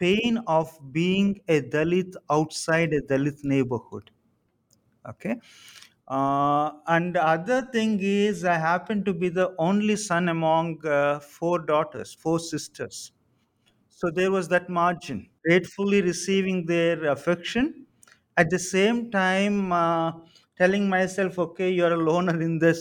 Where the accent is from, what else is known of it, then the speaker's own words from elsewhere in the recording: Samalkot, Andhra Pradesh, India; I was born in Samalkot on the southeast coast of Andhra Pradesh